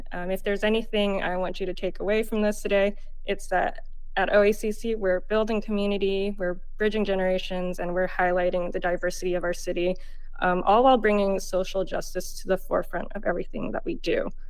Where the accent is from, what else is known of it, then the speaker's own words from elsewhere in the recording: Oakland, California, United States; Growing up, I was born and raised in Oakland